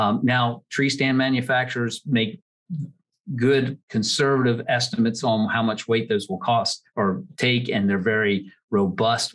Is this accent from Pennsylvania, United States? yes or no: yes; Pottstown, Pennsylvania, United States; I grew up in Montgomery County outside of Pottstown, Pennsylvania.